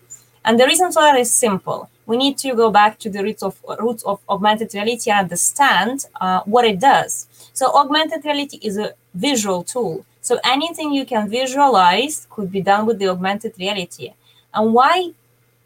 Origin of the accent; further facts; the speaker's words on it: Dublin, Leinster, Ireland; I'm from Dublin, Ireland